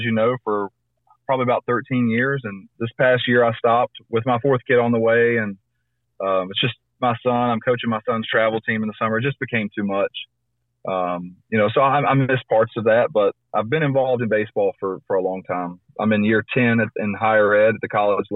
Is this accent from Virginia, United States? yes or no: yes; Christiansburg, Virginia, United States; I grew up in Christiansburg, Virginia